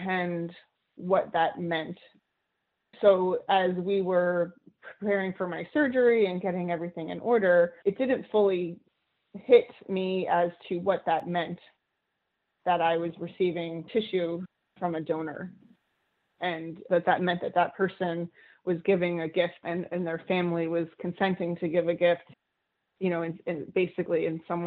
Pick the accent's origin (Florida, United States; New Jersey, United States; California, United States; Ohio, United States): New Jersey, United States; I grew up in New Jersey